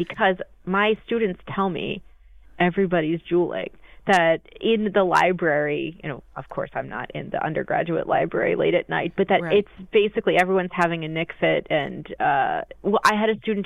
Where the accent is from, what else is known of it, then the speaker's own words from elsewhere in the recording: Florida, United States; now in Virginia, United States; I grew up in Florida